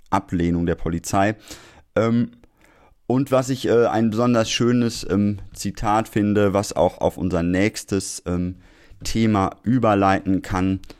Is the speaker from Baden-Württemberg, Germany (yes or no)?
no; Essen, North Rhine-Westphalia, Germany; born there; Ich wäre Ihnen als gebürtiger Essener sehr dankbar, wenn Sie Ihr Auge weiter darauf halten